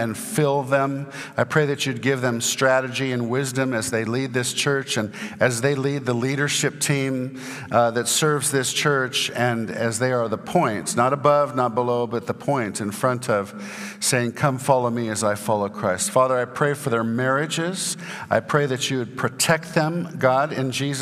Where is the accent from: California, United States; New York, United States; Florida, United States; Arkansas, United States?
California, United States; Santa Barbara; now in Houston, United States; I grew up in Santa Barbara, California